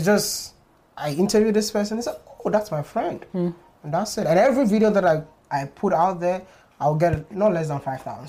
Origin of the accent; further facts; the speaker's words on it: Ghana; moved away; also born or lived in China; living in Ghana, I thought I'm a Ghanaian.